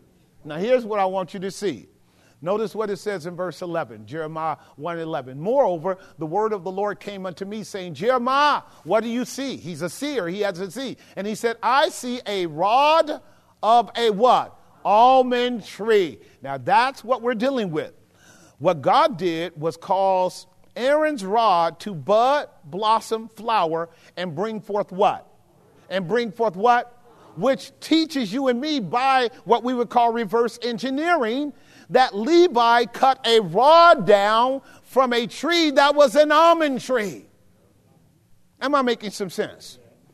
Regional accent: Oakland, California, United States; also born or lived in Texas; growing up in West Oakland

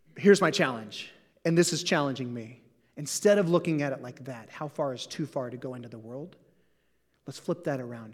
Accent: Southeast Missouri, United States; also born or lived in Portland; now in Saint Louis, United States; I grew up in Southeast Missouri

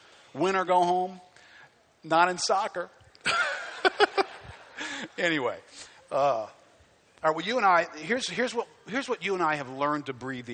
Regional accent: United States; I hate being an American

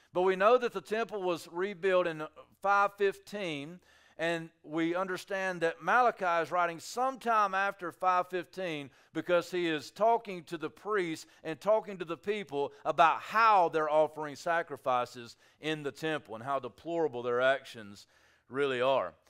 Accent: United States; I'm an American

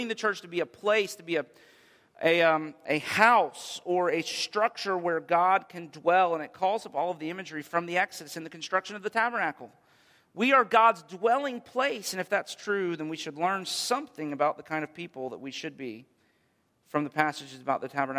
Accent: United States; as an American people

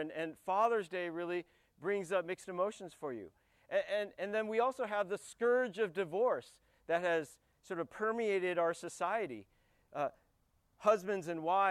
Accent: United States; I'm an American because my father, and actually separately my mother, both immigrated to the United States

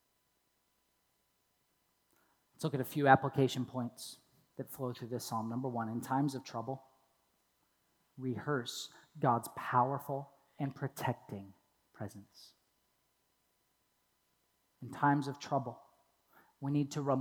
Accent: Toledo, Ohio, United States; I grew up in Toledo, Ohio

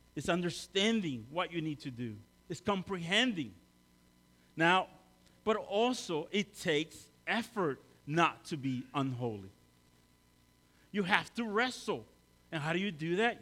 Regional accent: El Salvador; now in Maryland, United States; I'm from El Salvador

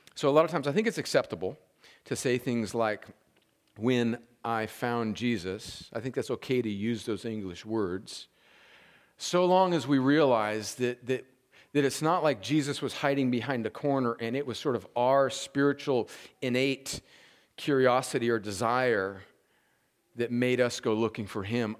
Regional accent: Southern California, United States; moved away as an adult; I was born and raised in Southern California

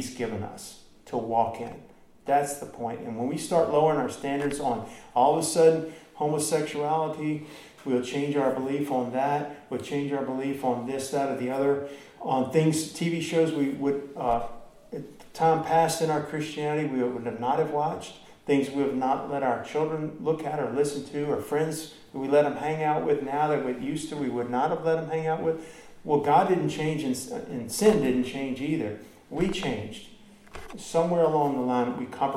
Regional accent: Baton Rouge, Louisiana, United States; I'm from Baton Rouge

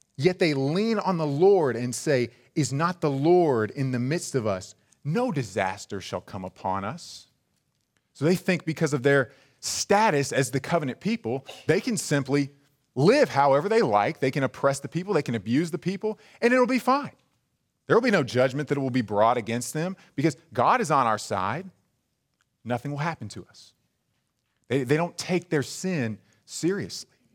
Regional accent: El Dorado, Arkansas, United States; I, I myself am from a small town, and when people ask me where I'm from, I just kinda give 'em an area. I just tell 'em South Arkansas. 'Cause if I were to tell you, "Oh, I'm, I'm from El Dorado,"

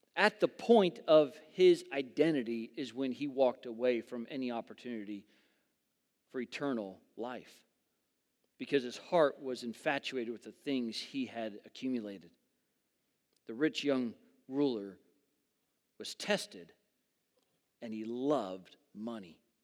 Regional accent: Southern California, United States; moved away as an adult; I grew up in Southern California.

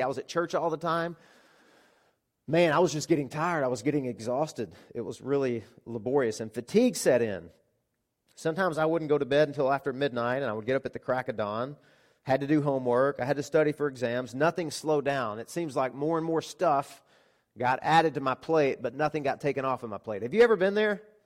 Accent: Arkansas, United States; moved away as an adult; also born or lived in Florida; nine hundred miles away from where I grew up. So I moved from Arkansas to Florida

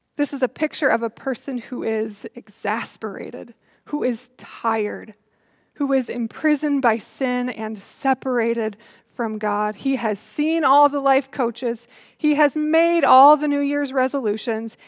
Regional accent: Iowa, United States; growing up in Iowa

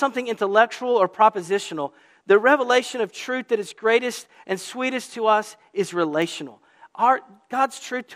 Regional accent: the South, Southern United States, United States; now in New England, United States; as a Southerner here is, welcome to New England

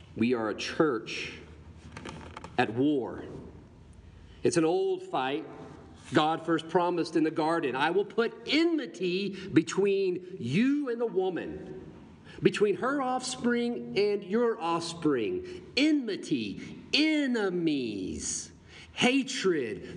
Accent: the Bible Belt, United States; in the Bible Belt where I grew up

